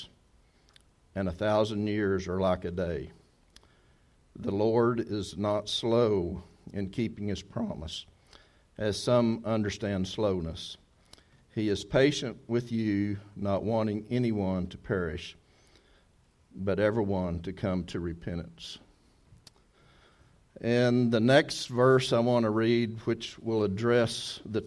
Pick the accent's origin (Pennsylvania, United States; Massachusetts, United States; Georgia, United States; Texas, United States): Texas, United States; moved away; if we're from Texas